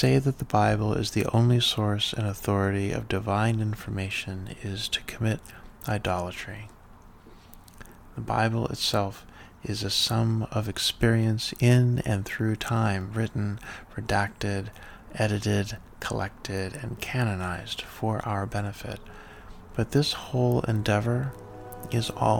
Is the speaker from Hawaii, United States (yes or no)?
no; rural North Texas, United States; growing up breathing the air of evangelical rural North Texas.